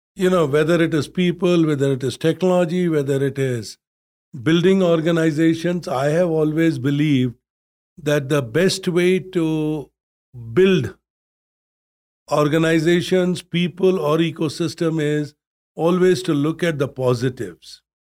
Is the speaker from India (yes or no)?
yes; India; from where I grew up in India, where the average temperature was forty Celsius